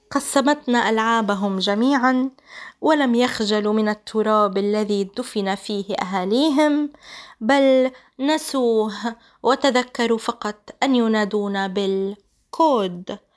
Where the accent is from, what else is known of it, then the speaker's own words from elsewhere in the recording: Palestine; نحن كإنسان آه، فلسطيني ينتمي للشعب الفلسطيني بتنا أرقاما 48 67 إلى آخره أنا لست كود أنت لست كود يا أخي الفلسطيني